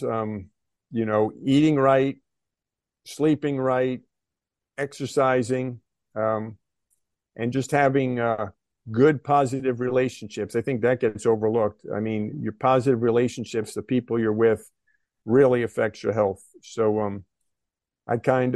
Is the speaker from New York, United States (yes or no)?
yes; White Plains, New York, United States; growing up in White Plains, New York in the 1970s